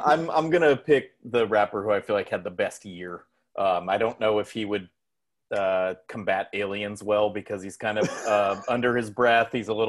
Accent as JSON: {"language": "English", "town": "San Jose", "region": "California", "country": "United States", "said": "I'm from San Jose."}